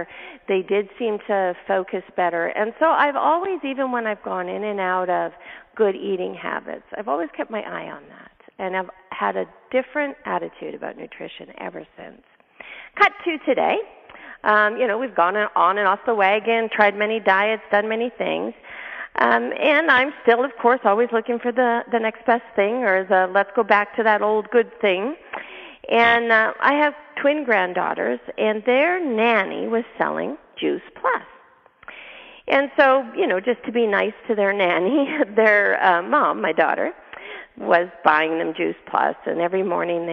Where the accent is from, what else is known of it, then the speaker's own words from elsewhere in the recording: Canada; moved away; I'm from Canada originally